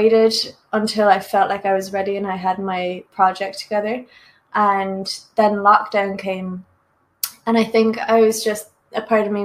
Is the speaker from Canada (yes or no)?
no; Ireland; I'm Irish